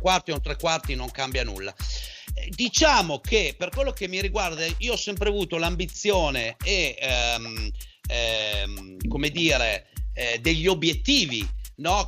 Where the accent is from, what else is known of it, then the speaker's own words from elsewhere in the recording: a village in the province of Parma, Emilia-Romagna, Italy; io vengo da un paesino eh, che è molto famoso